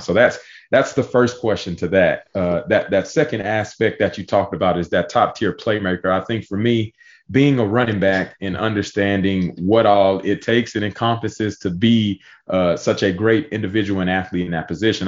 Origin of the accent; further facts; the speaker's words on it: Pearland, Texas, United States; moved away as an adult; now in Austin, United States; my hometown at, at Pearland High School